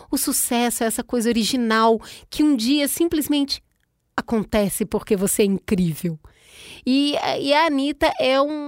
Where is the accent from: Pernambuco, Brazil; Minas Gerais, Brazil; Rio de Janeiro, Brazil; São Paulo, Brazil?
Rio de Janeiro, Brazil; born there; O meu Rio de Janeiro lá de onde que eu nasci, em Honório Gorgel, a gente vai pro piscinão de ramos